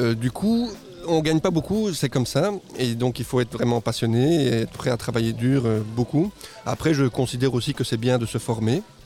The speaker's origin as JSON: {"language": "French", "country": "Guatemala", "tie": "born or raised there", "also_born_or_lived": "Mexico", "moved": "as an adult", "lives_now": "Belgium", "said": "je suis né au Guatemala, je suis moitié mexicain. Ok. Et je suis arrivé en Belgique à 18 ans"}